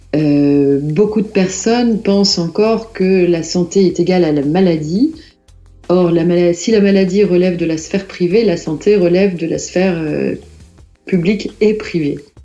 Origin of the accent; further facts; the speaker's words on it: Lille, Hauts-de-France, France; je suis originaire de Lille